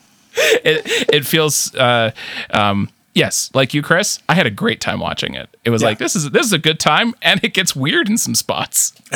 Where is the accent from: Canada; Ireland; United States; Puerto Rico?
Canada; as a Canadian